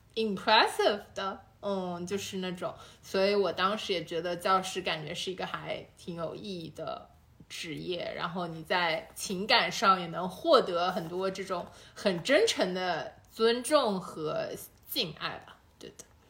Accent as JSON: {"language": "Chinese", "region": "Shanghai", "country": "China", "said": "其实哪怕我们都是上海人"}